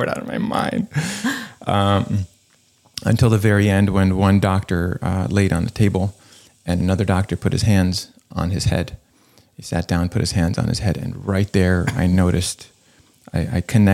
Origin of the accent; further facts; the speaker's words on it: Florida, United States; now in Los Angeles, United States; I grew up in Florida